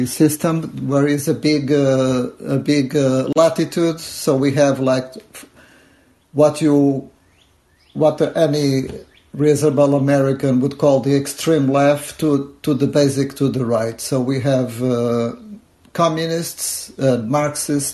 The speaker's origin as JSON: {"language": "English", "country": "Portugal", "moved": "yes", "lives_now": "United States", "said": "I am originally from Portugal, and we have a different electoral system"}